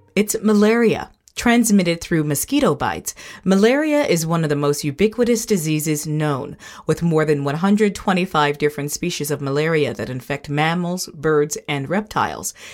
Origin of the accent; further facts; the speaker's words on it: Florida, United States; I grew up in Florida